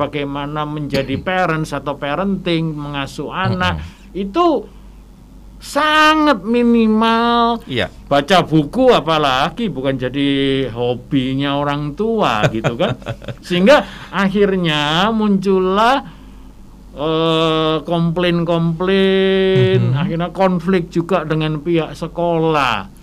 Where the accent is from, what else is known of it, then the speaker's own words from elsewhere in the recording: Surabaya, East Java, Indonesia; saya berasal dari Surabaya